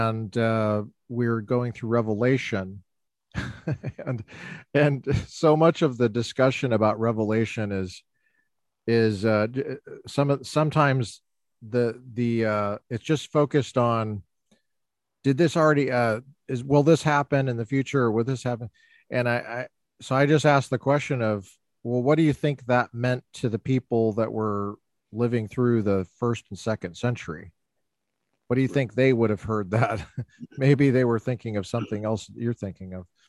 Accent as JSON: {"language": "English", "town": "Littleton", "region": "Colorado", "country": "United States", "moved": "yes", "lives_now": "California, United States", "said": "I'm from Littleton."}